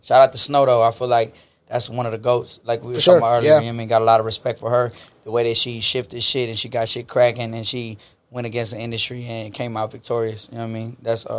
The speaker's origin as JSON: {"language": "English", "region": "Texas", "country": "United States", "said": "And we're Mexican American, you know, we from Texas"}